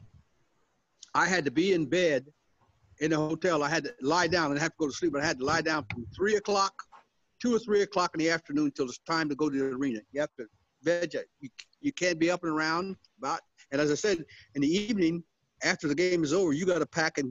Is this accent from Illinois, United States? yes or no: no; Ohio, United States; I'm from Ohio